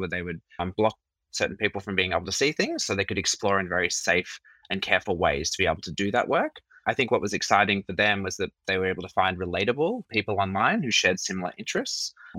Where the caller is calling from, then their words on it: Sydney, New South Wales, Australia; Yes, me as well. Not so sunny Sydney today.